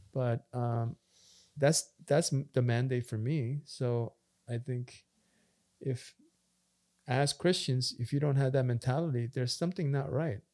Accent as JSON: {"language": "English", "country": "Canada", "tie": "born or raised there", "also_born_or_lived": "Korea", "said": "we grew up in Canada and we're immigrants"}